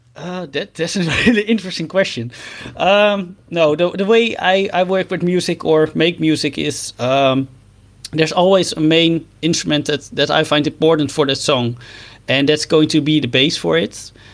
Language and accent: English; Netherlands; I'm a musician from the Netherlands